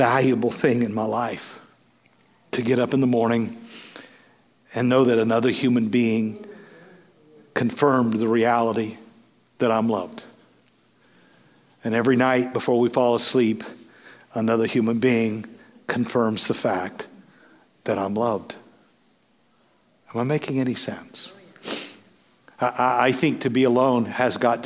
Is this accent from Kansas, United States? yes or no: yes; Moline, Kansas, United States; now in Hutchinson, United States; friends I grew up with in Moline, Kansas